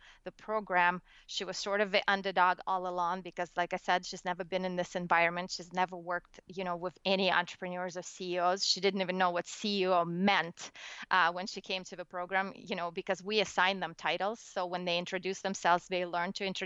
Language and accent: English; Russia; born or raised there; English is a second language; moved away as an adult; now in United States